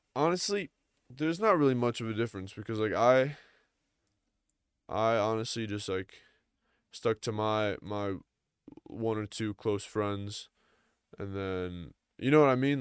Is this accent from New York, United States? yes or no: yes; Long Island, New York, United States; I'm from New York, so I'm from a suburb of New York, uh, Long Island